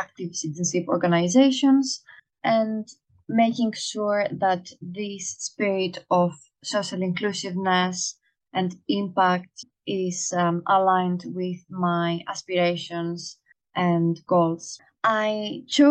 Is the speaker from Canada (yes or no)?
no; Greece; now in London, United Kingdom; I'm a Greek national